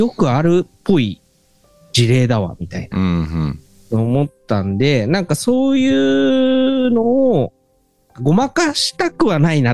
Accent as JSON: {"language": "Japanese", "region": "Tokyo", "country": "Japan", "tie": "born or raised there", "moved": "as an adult", "said": "生まれ育った東京とかとは違うところに住んでて"}